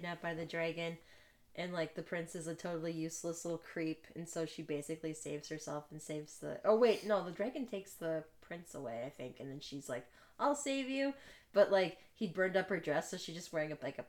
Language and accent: English; Washington, United States; Josh and I grew up in Washington State, where it used to rain much more when we were younger.